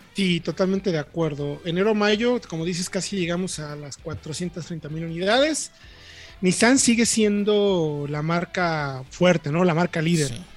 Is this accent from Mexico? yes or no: yes; Mexico; como buenos mexicanos, nos vamos defendiendo